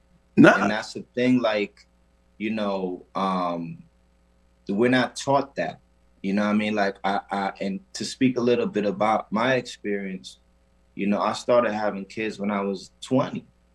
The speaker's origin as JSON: {"language": "English", "country": "Puerto Rico", "said": "So for me, being that I am from the Caribbean, mm-hmm. first of all, I'm from an island called Puerto Rico, better known to us as Borinquen."}